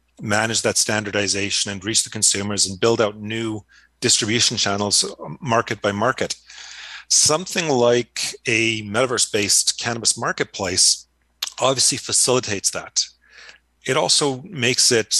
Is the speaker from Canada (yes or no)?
yes; Montreal, Quebec, Canada; moved away; I grew up in Montreal